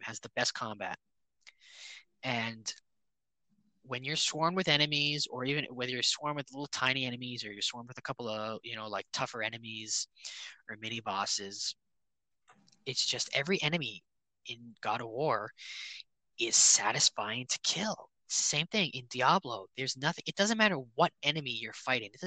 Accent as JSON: {"language": "English", "town": "Toronto", "region": "Ontario", "country": "Canada", "said": "I wish I wasn't from Toronto"}